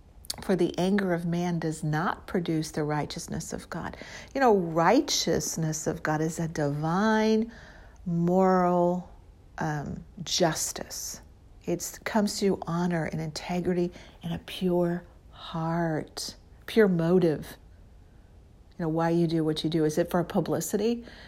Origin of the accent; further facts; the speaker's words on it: Midwest, United States; also born or lived in Missouri / Illinois; I came from the Midwest in Missouri and Illinois